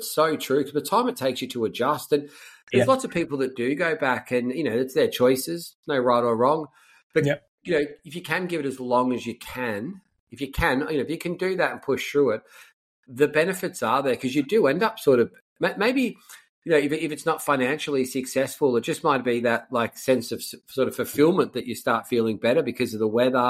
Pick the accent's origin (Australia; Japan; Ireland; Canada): Australia; Victoria; also born or lived in Melbourne / London; Now I'm a ginger from Victoria.